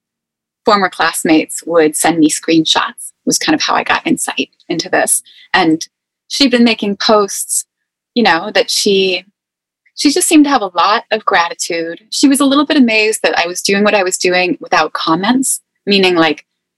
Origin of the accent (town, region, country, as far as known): East Coast, United States; accent: East Coast